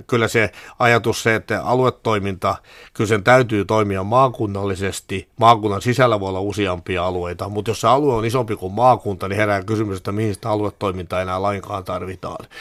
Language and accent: Finnish; Pirkanmaa, Finland; mä tulen itse Pirkanmaalta